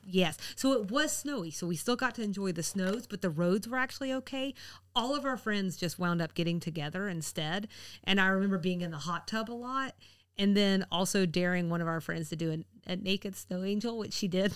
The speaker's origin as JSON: {"language": "English", "region": "the South", "country": "United States", "said": "being a Southerner"}